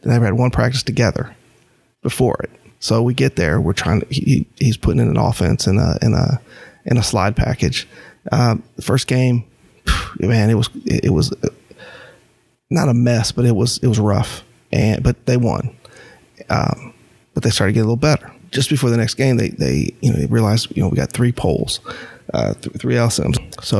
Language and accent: English; North Carolina, United States; And because we're from North Carolina, he was completely unknown to anyone.